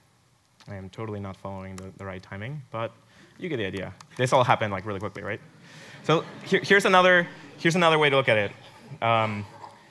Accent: Mexico; moved away; I was actually born in Mexico, so that my accent sometimes comes out

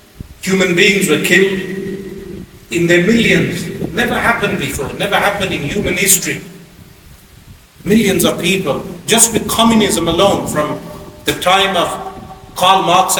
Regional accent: Birmingham, West Midlands, United Kingdom; now in London, United Kingdom; I come from Birmingham to London, and your experience of Islam is different to my experience of Islam. Since growing up, we as young children in Birmingham, you would go, you come out of the house, there's a masjid.

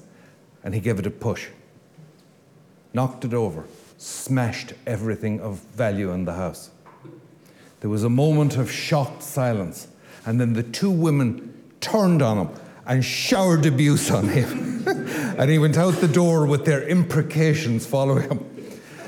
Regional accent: Louisburgh, Connacht, Ireland; I come from Lewisburg

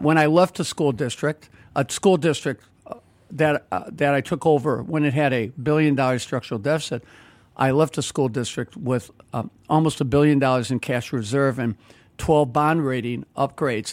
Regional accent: Chicago, Illinois, United States; I grew up in the Roslyn Pullman area, went to three public schools there

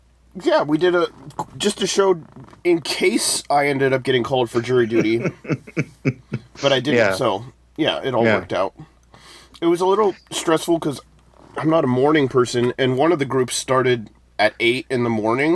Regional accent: United States; I'm from the US

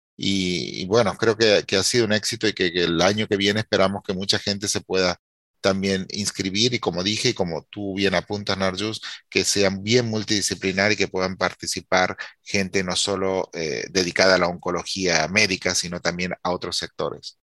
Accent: Argentina; now in United States; con mi país, Argentina

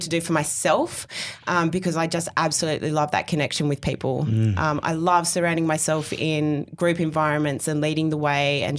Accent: Canberra, Australian Capital Territory, Australia; I was born and raised in Canberra

